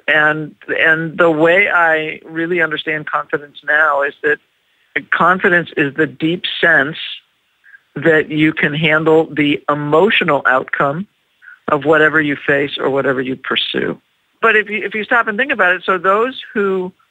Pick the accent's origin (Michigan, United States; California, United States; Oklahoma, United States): California, United States; Los Angeles; I'm from Los Angeles, California